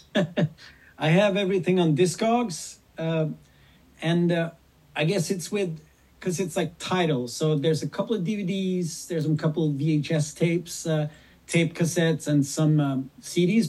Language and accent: English; Sweden; I'm this kid from Sweden that grew up with … and … and … and …